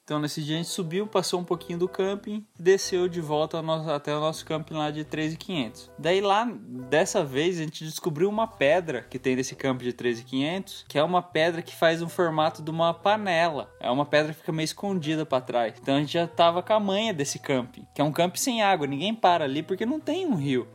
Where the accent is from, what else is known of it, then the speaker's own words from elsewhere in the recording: Brazil; A gente é brasileiro, a gente não é europeu, não é dos Estados Unidos